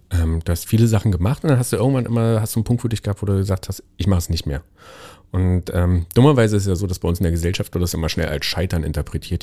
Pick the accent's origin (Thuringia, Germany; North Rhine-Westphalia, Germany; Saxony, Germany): Thuringia, Germany; moved away; Ich komme ursprünglich aus Thüringen